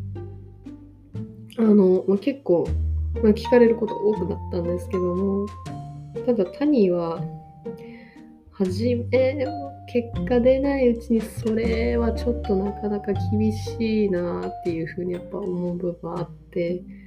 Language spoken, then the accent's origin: Japanese; Tokyo, Japan; now in Osaka, Japan; 私も元々出身東京なんですけど、で、今大阪に住んでるんですけど